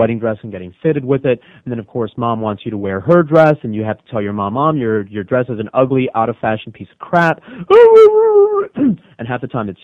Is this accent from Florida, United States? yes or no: yes; the Redlands, Florida, United States; I grew up in the Redlands.